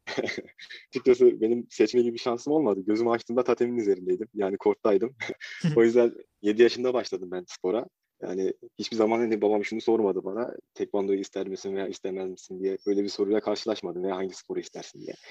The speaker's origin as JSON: {"language": "Turkish", "region": "Ankara", "country": "Turkey", "tie": "born or raised there", "said": "20 Mart 2000 Ankara doğumluyum"}